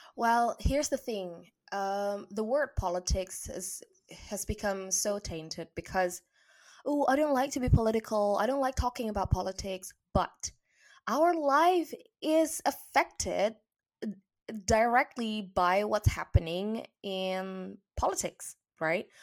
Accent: Indonesia; moved away as an adult; now in England; my home country, Indonesia. And I also remember just three years ago when I moved to England

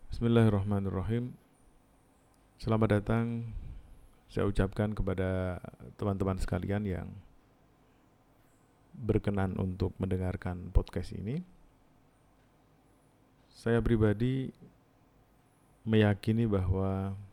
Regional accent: Jepara, Central Java, Indonesia; born there; saya lahir di Jepara, teman-teman mungkin hmm, sudah pernah mendengar nama kota Jepara biasanya identik dengan mebel

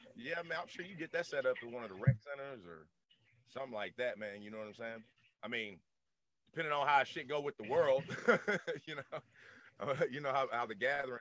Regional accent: the South, United States; I'm born and raised down in the South

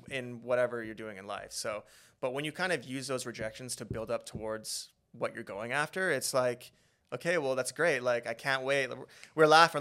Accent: Beaumont, Alberta, Canada; now in Vancouver, Canada; growing up in Beaumont, we had really good childhoods

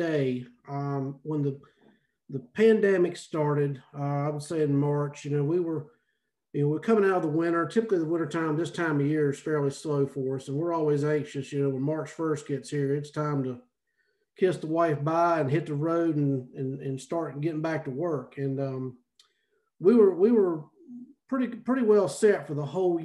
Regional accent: Salisbury, North Carolina, United States; moved away as an adult; now in Oxford, United States; I'm originally from Salisbury, North Carolina

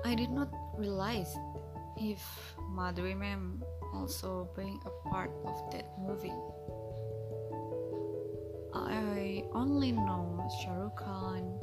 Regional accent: Indonesia; from Indonesia.

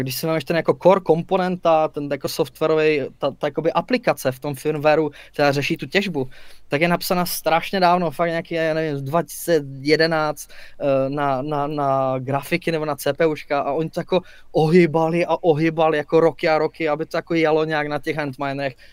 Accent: Czechia; jsme Češi, máme to tu rádi

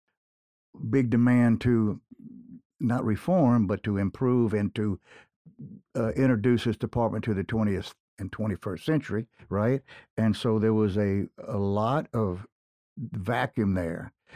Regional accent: Gonzales, Louisiana, United States; not unlike what I grew up with in Gonzales

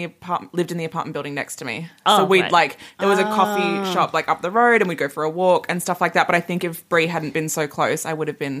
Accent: Perth, Western Australia, Australia; moved away as an adult; now in Melbourne, Australia; So lived at home. Lived on my own. I'm from Perth. Lived on my own in Perth

